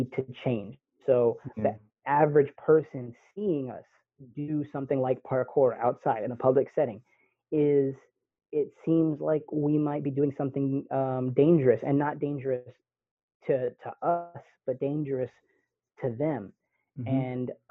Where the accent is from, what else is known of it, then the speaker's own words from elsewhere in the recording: Pittsburg, California, United States; I grew up here in the Bay Area, and you know, my dad did a really good job of keeping me from going places